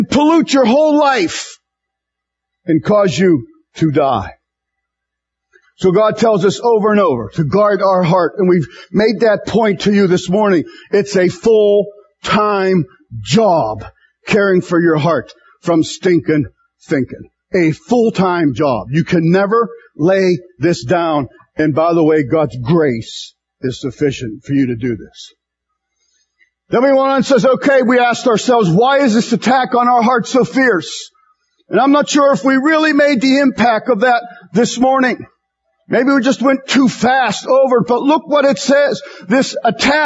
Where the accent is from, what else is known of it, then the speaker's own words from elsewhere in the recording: United States; American Christians